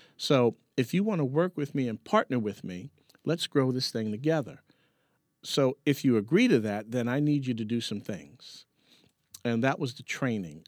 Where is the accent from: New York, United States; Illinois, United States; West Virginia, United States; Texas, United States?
New York, United States; there was no silver spoon growing up in Harlem